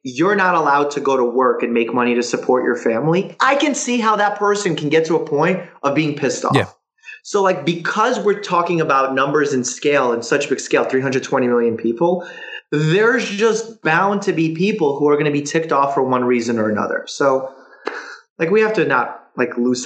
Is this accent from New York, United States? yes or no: yes; New York City, New York, United States; also born or lived in Russia; I grew up in Bay Ridge, Brooklyn, which was heavy Muslim community